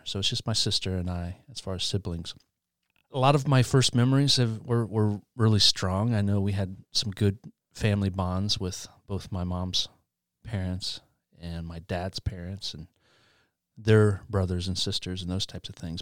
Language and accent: English; Albany, Indiana, United States; also born or lived in Muncie, Indiana; Grew up in Albany, which is a small town outside of Muncie.